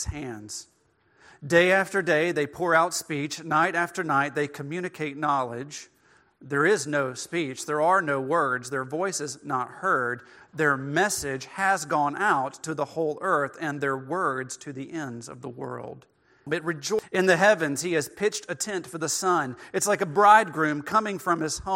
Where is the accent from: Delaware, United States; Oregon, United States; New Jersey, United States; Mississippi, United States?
Mississippi, United States; northwest rural; now in Middle Tennessee, United States; I grew up in northwest rural Mississippi